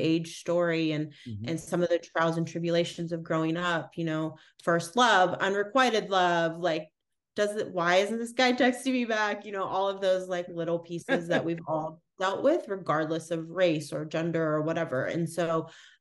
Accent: United States; I am American

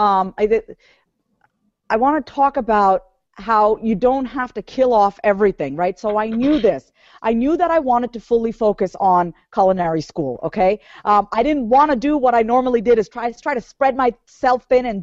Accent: New York, United States; I was born and raised in New York

